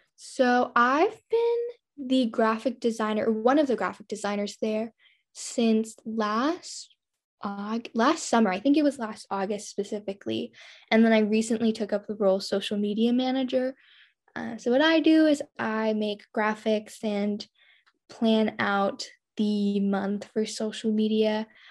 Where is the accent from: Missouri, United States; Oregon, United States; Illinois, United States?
Oregon, United States; rural; I'm from a really small town in rural Oregon.